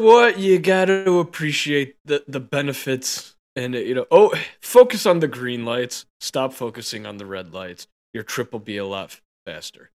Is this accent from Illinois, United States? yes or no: yes; Chicago, Illinois, United States; now in Denver, United States; I come from Chicago.